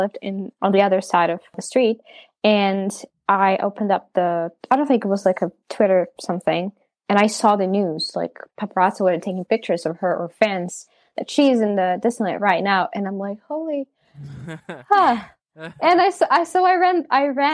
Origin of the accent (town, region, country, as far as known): Ukraine; also born or lived in United States